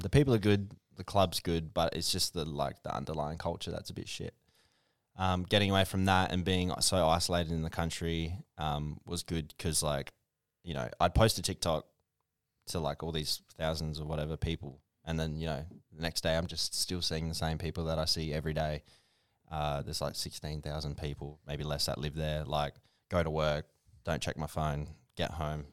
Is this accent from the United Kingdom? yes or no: no; Port Augusta, South Australia, Australia; also born or lived in Mount Gambier; I was there f, pretty much from kindy. I did all my kindy, all my schooling